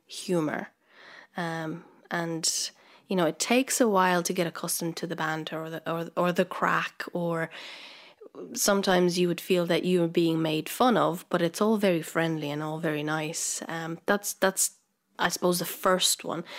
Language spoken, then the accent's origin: English; Transylvania, Romania; moved away as an adult; now in Ireland; I come from Romania, from the exotic part called Transylvania